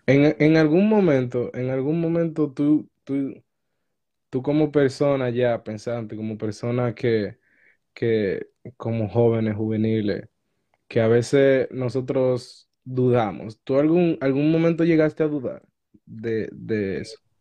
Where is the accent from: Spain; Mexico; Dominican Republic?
Dominican Republic; moved away; Yo soy de República Dominicana